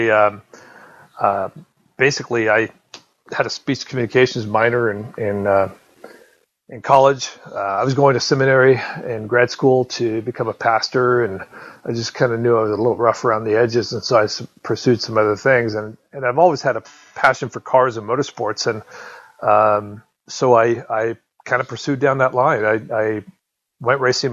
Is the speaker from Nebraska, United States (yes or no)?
no; Southern California, United States; I grew up in Southern California